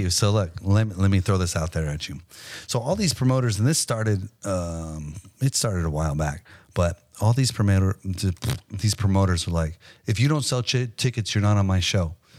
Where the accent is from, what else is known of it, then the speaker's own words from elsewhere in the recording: Hawaii, United States; also born or lived in Las Vegas, Nevada; now in Texas, United States; I grew up in Hawaii